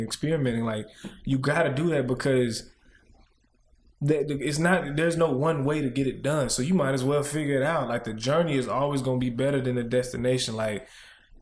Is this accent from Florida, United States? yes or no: no; Little Rock, Arkansas, United States; now in Los Angeles, United States; I'm from Little Rock